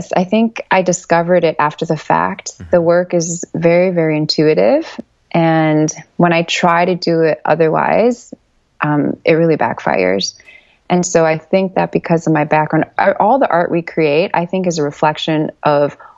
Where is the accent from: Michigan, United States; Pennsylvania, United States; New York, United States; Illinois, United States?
Illinois, United States; Chicago; I'm a Chicago native